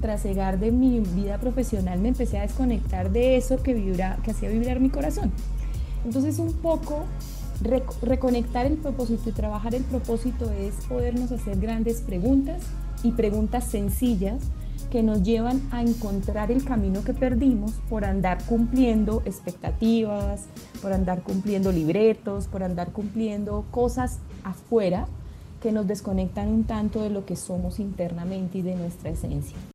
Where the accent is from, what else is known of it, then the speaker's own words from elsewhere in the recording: Colombia; yo soy colombiana